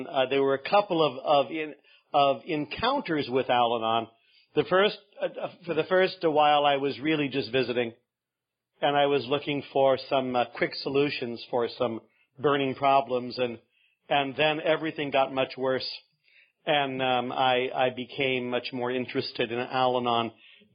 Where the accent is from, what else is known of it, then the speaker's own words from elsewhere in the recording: Northern California, United States; I'm from Northern California.